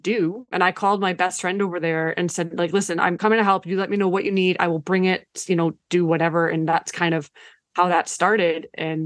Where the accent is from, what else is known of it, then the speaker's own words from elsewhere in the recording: Canada; first language Ukrainian; English is a second language; I was born in Canada.